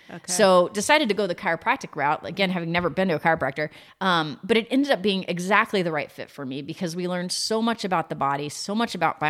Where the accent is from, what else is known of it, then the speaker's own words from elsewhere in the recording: San Antonio, Texas, United States; born there; come to Texas where my roots were, because I was born in San Antonio and my dad was down here.